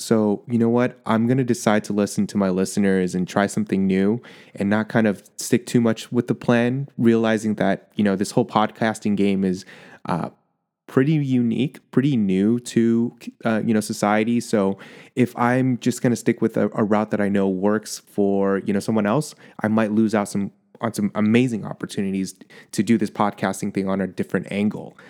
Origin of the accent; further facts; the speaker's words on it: California, United States; as a Californian